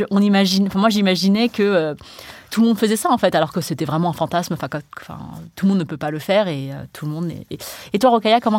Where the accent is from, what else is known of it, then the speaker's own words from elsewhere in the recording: Cambodia; je suis allée dans d'autres pays euh, d'Asie où il y avait une diaspora chinoise parce que je suis chinoise du Cambodge.